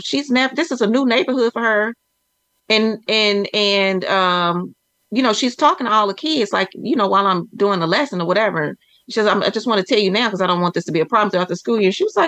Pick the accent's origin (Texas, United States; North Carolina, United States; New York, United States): Texas, United States; I'm from Texas, for the Texas Department of Transportation.